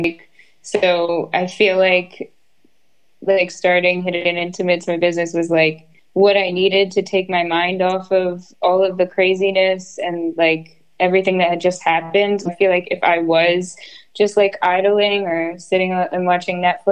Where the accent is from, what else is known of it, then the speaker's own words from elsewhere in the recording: New Jersey, United States; I'm actually from Jersey